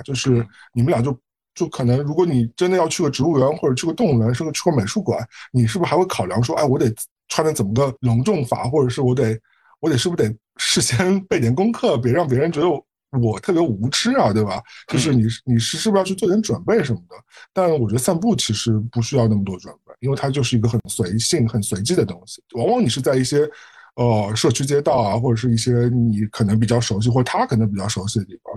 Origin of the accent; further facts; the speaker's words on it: Shanghai, China; also born or lived in Beijing, China / Manhattan, New York, United States; now in Brooklyn, New York, United States; 因为我小时候在上海，我也经常走过骑自行车